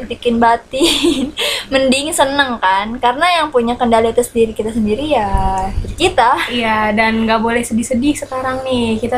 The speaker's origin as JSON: {"language": "Indonesian", "region": "Jakarta", "country": "Indonesia", "said": "nih gue anak Jakarta nih nape nih"}